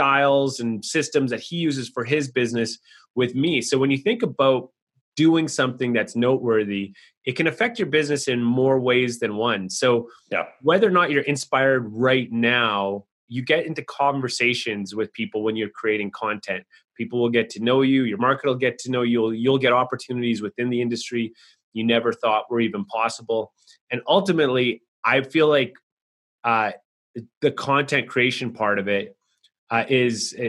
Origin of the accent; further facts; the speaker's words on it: Canada; I'm from Canada. We're just considered the North